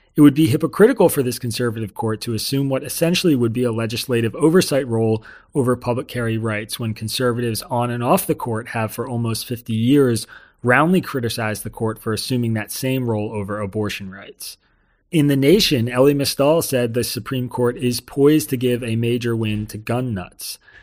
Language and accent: English; New York, United States; a New Yorker